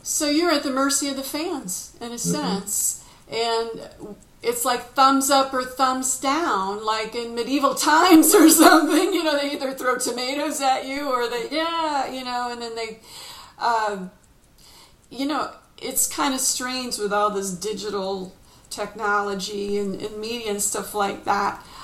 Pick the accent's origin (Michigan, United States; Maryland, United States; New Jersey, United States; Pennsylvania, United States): Michigan, United States; Detroit; I'm originally from Detroit